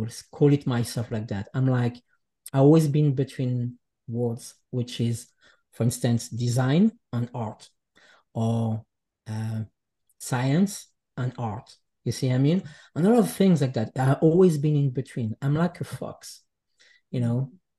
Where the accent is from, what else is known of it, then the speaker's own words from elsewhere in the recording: Geneva, Switzerland; born there; English is a second language; I grew up in many different places, but I was born in Geneva, in Switzerland, from parents that comes from the Jura Mountains of Switzerland.